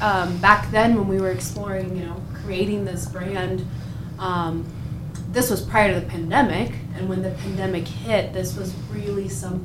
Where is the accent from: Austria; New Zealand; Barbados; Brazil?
Brazil; moved away as an adult; also born or lived in Chicago; now in Iowa, United States; I'm originally from Brazil. Moved here for school.